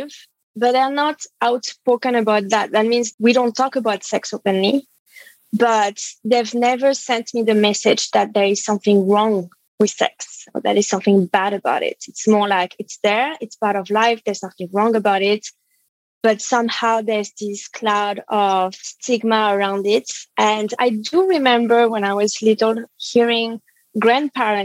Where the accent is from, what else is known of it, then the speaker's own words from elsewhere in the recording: Paris, Île-de-France, France; I was born and raised in France, in Paris